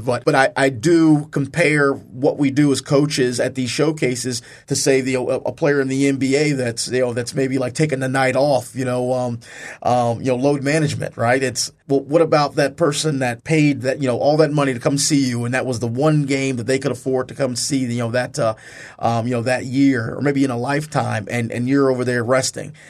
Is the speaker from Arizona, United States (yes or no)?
no; Charlottesville, Virginia, United States; also born or lived in Brooklyn, New York; I'm originally from Charlottesville, Virginia. I'm actually born in Brooklyn, New York, but, uh, r-, raised in Charlottesville, Virginia